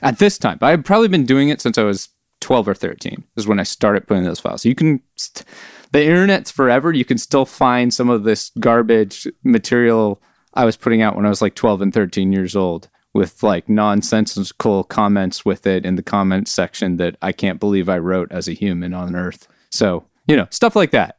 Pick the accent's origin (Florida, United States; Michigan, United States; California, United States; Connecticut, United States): California, United States; Oakland; now in Alameda, United States; I was born and raised in Oakland, California